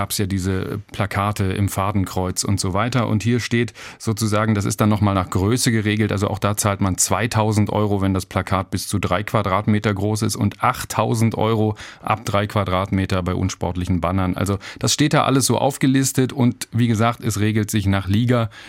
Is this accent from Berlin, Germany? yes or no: yes; Berlin, Germany; now in Karlsruhe, Germany; ich bin Berliner, hast du gesagt, und war auch die ersten 30 Jahre meines Lebens ja in Berlin. Und jetzt bin ich seit zehn Jahren hier in Karlsruhe.